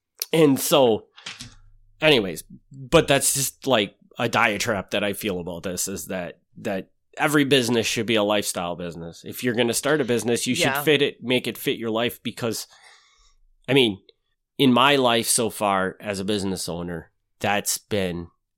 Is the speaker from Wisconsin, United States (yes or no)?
yes; Wisconsin, United States; So it makes sense that I would have this because I'm from Wisconsin